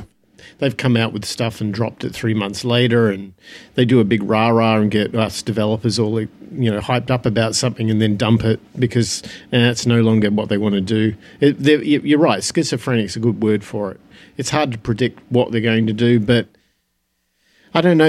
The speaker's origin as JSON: {"language": "English", "town": "Phoenix", "region": "Arizona", "country": "United States", "tie": "born or raised there", "said": "my hometown in Phoenix"}